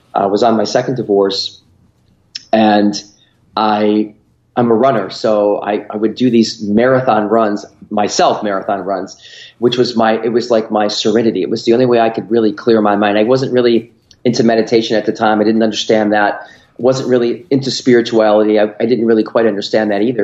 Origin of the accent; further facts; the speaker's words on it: Rochester, New York, United States; I grew up in upstate New York. Um, uh, probably it's not a big city, but it was a good sized city, Rochester, New York